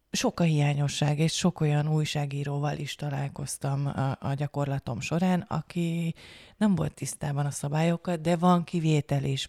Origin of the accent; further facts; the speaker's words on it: Hungary; én is magyar vagyok